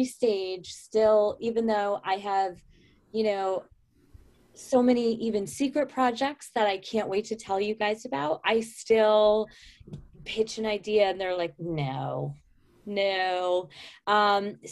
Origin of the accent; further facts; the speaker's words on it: upstate New York, United States; upstate New York, which is incidentally where I'm from in real life